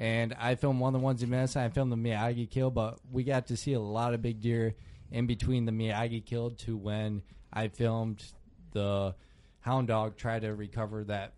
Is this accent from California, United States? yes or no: no; New York, United States; I'm from New York where we don't have big deer